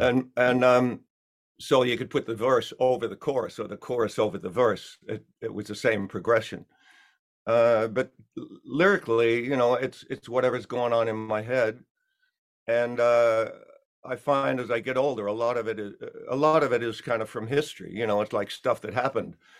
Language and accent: English; Australia; accent: Australian; also born or lived in England; now in United States; my Australian accent's still there